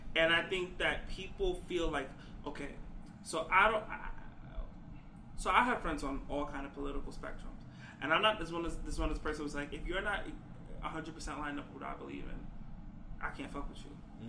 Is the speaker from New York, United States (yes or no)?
yes; New York, United States; I come from New York